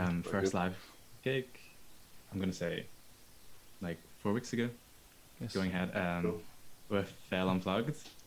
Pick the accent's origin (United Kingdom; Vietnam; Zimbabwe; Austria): United Kingdom; Bangor; I'm from Bangor. Parents from Hong Kong